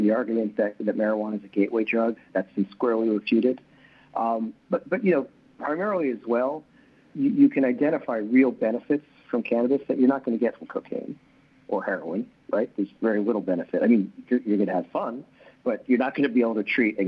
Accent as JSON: {"language": "English", "region": "New York", "country": "United States", "said": "I'm a New Yorker"}